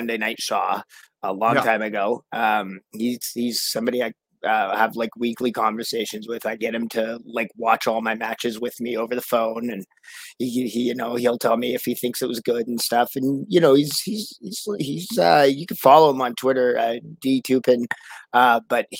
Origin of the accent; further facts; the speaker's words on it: Victoria, British Columbia, Canada; a lagoon in Victoria, BC, where I'm actually from